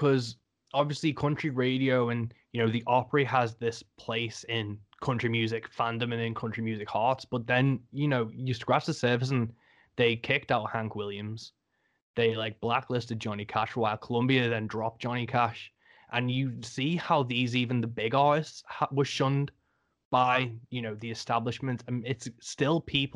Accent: England, United Kingdom; I'm English

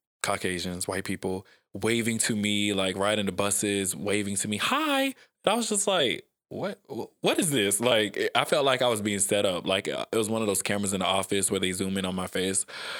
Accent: the South, United States; it's different cues that I pick up on just by growing up in the South

